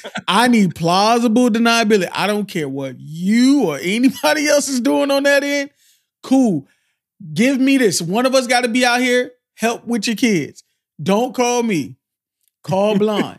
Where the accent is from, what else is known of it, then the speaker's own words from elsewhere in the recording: Miami, Florida, United States; I'm from Miami.